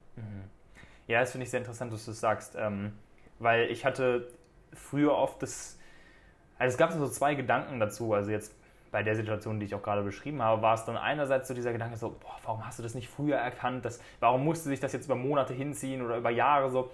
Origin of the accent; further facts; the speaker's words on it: Germany; weil es natürlich auch das Land ist, wo ich herkomme